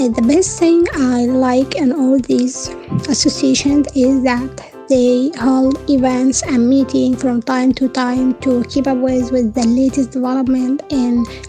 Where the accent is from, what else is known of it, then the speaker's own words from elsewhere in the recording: Egypt; an English Arabic translator. I'm from Egypt